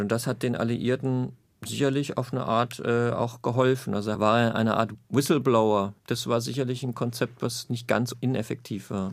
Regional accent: Zweibrücken, Rhineland-Palatinate, Germany; ich aufgewachsen bin in Zweibrücken in Rheinland-Pfalz

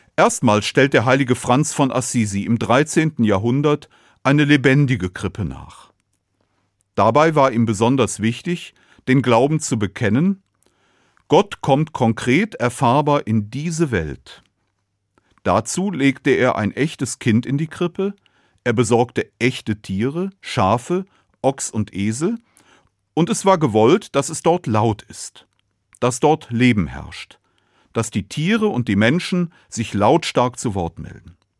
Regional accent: Cologne, North Rhine-Westphalia, Germany; Ich bin in Köln geboren

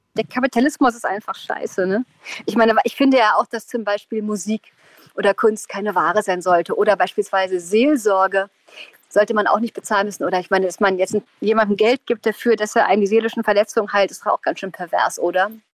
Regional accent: East Germany, Germany; ich komme aus dem Osten.

